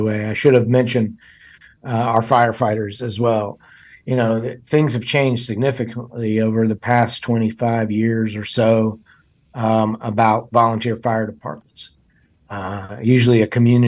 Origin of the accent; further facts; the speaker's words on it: Davidson County, North Carolina, United States; I'm from Davidson County, grew up there